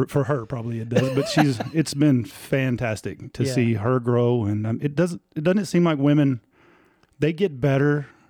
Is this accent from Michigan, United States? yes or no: no; Tulia, Texas, United States; We are originally from Tulia. That's where we moved from here in 2020.